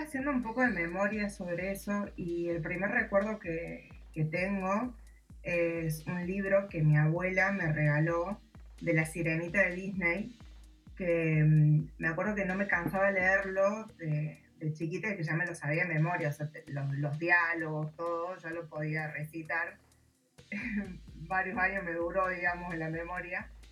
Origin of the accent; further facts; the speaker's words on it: Córdoba, Argentina; soy de Córdoba, Argentina